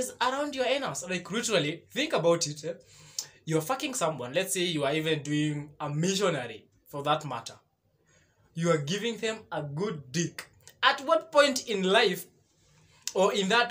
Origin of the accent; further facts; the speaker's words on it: Kenya; I'm a Kenyan. Yes, that is true. I am a full Kenyan